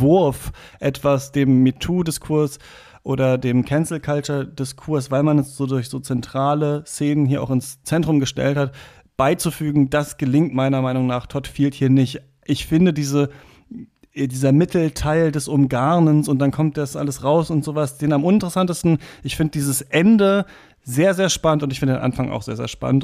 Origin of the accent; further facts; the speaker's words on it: Germany; als Deutscher